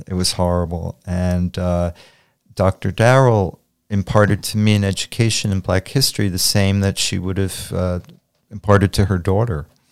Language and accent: English; Montclair, New Jersey, United States; also born or lived in Rutherford, New Jersey / Spring Lake, New Jersey; I was born in Montclair, New Jersey, at Saint Vincent's Hospital on Washington Street. I grew up between Montclair, Rutherford, and Spring Lake